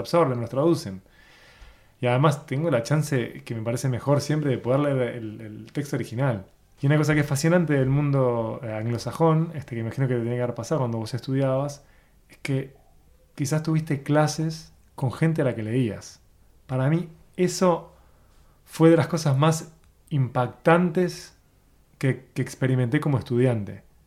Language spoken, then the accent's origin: Spanish; Uruguay; como uruguayo